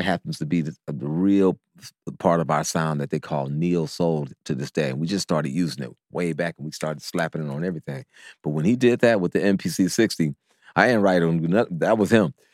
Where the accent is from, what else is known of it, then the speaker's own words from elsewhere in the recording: Oakland, California, United States; we're from Castlemont